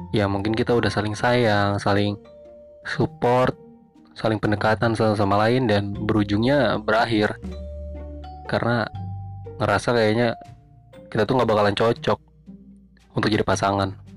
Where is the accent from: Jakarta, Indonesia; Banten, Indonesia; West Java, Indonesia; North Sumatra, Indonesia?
Jakarta, Indonesia; Gua orang Jakarta